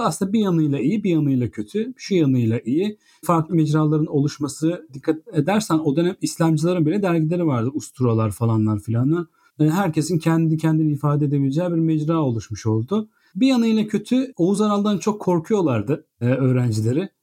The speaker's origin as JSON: {"language": "Turkish", "town": "Bandırma", "region": "Balıkesir", "country": "Turkey", "tie": "born or raised there", "said": "Biz ikimiz de Bandırma'da büyüdük …'yle."}